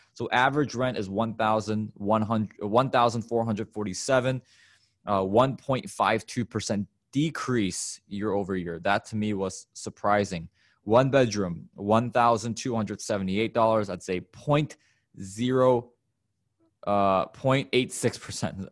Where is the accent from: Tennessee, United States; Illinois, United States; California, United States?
Illinois, United States; my home state of Illinois